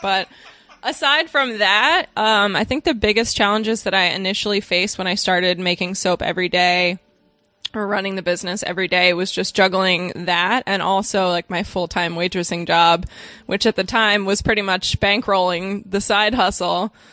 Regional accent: Cape May, New Jersey, United States; moved away; I moved back to my hometown of Cape May, New Jersey

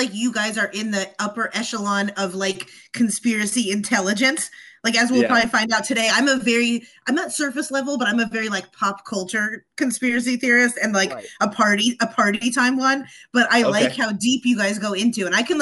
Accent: East Coast, United States; also born or lived in San Diego; now in California, United States; I am originally from the East Coast and then made my way out to the West Coast

